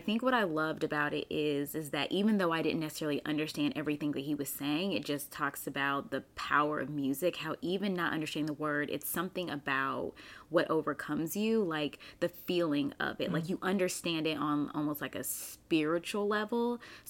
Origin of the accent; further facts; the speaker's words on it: Raleigh, North Carolina, United States; also born or lived in Germany; So I was born in Germany. My dad was in the army and I came to the US at 2 years old. And so we lived in Raleigh, North Carolina for several years.